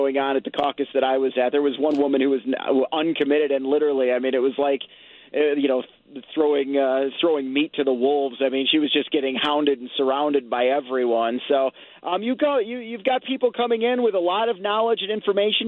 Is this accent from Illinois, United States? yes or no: yes; Illinois, United States; I'm in Illinois again. I finally crossed the Mississippi River, and I'm back in my home state